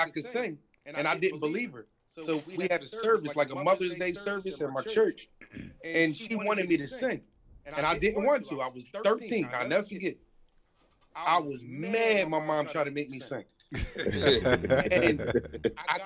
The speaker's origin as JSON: {"language": "English", "town": "Norristown", "region": "Pennsylvania", "country": "United States", "said": "I'm from outside of Philadelphia. We're from Philadelphia. I'm from Norristown, Pennsylvania"}